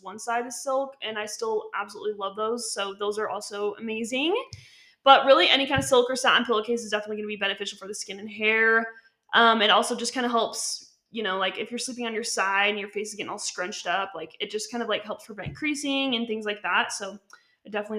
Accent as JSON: {"language": "English", "region": "Utah", "country": "United States", "tie": "born or raised there", "said": "I was born and raised in Utah"}